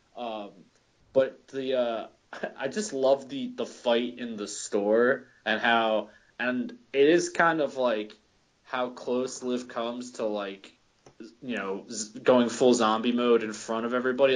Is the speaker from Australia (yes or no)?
no; Philadelphia, Pennsylvania, United States; I'm from Philly, I can say y'all